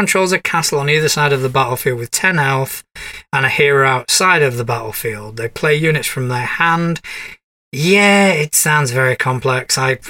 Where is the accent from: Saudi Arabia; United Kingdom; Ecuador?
United Kingdom; East Midlands; I'm from Nottinghamshire in England.